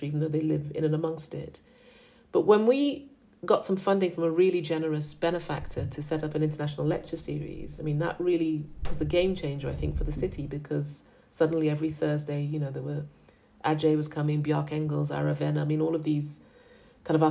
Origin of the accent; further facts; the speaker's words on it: Accra, Greater Accra, Ghana; moved away; also born or lived in United Kingdom / New York, United States; I'm from Accra. That's where I grew up.